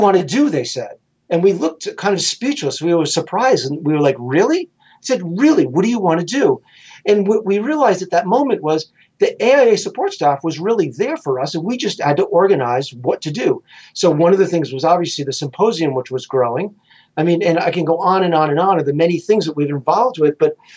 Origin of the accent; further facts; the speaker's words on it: Rhode Island, United States; I'm from Rhode Island